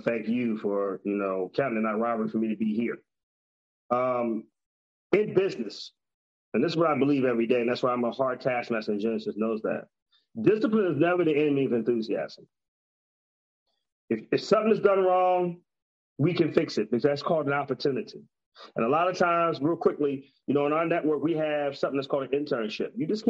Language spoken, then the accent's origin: English; Texas, United States; You know how it is. I'm from Texas.